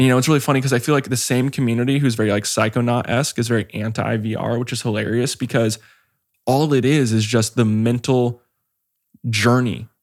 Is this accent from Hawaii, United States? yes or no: yes; Hawaii, United States; I grew up in Hawaii